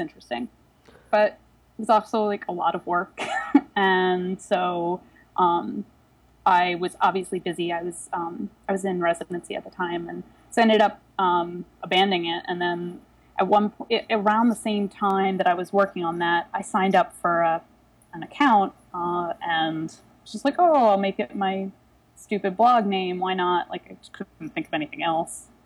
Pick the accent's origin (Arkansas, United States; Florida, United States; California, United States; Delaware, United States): Delaware, United States; also born or lived in Philadelphia; now in New York, United States; I'm originally from Delaware